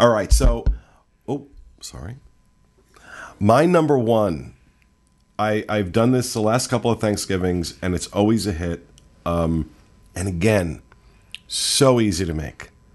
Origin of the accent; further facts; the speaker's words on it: the North, United States; I prefer being from the north